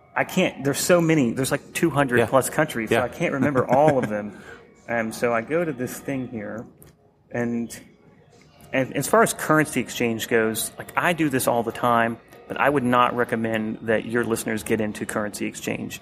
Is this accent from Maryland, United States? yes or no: no; Atlanta, Georgia, United States; I grew up in the Atlanta area